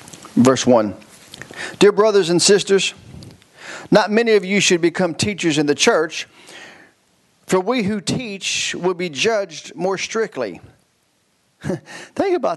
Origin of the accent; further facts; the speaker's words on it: Kentucky, United States; I'm from Kentucky.